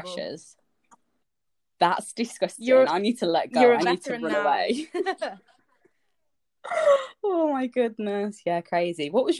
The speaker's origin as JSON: {"language": "English", "town": "Leeds", "region": "Yorkshire and the Humber", "country": "United Kingdom", "tie": "born or raised there", "also_born_or_lived": "Winchester", "moved": "as an adult", "said": "I'm from Leeds"}